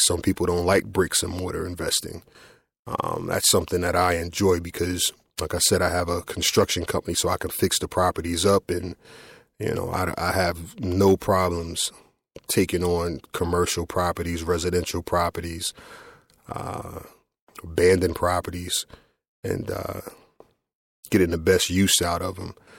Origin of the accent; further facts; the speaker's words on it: Trenton, New Jersey, United States; I grew up here in Trenton, New Jersey